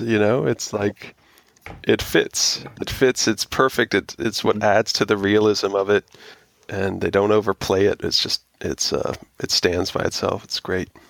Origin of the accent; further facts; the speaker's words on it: Florida, United States; growing up in Florida where I did